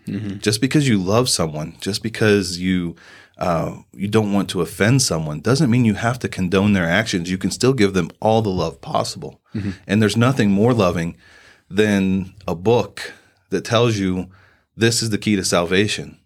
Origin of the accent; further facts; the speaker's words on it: Southern Indiana, United States; moved away as an adult; also born or lived in Fort Devens, Massachusetts; now in Sierra Vista, United States; I'm originally from Southern Indiana. Uh, grew up in a farming community.